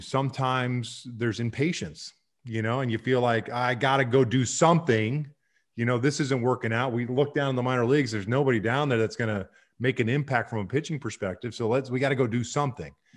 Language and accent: English; Kansas City, Missouri, United States; the Royals, who I grew up with in Kansas City and my dad played for